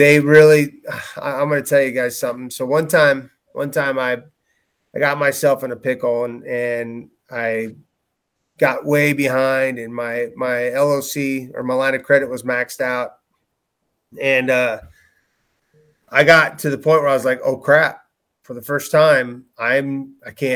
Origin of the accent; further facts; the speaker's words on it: Waverly, United States; Waverly, my hometown